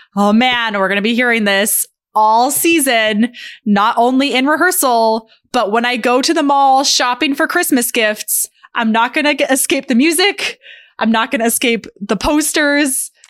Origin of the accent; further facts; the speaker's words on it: Albuquerque, New Mexico, United States; growing up in Albuquerque